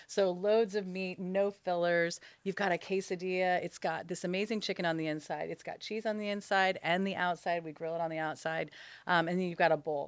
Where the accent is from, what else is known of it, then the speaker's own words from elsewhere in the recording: Los Angeles, California, United States; I'm born and raised in Los Angeles